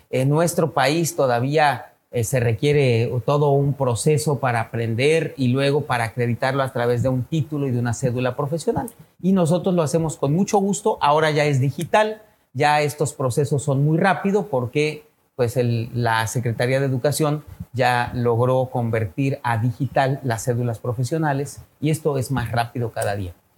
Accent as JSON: {"language": "Spanish", "country": "Mexico", "said": "México, nuestro país tan querido"}